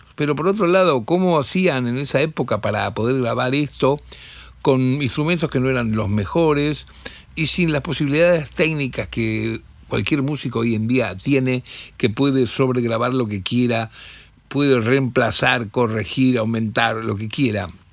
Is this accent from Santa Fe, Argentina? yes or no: yes; Rosario, Santa Fe, Argentina; moved away; del interior, nosotros, rosarinos